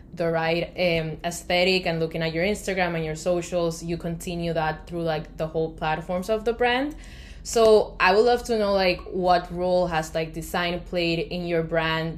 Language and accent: English; Colombia; now in United States; I come from Colombia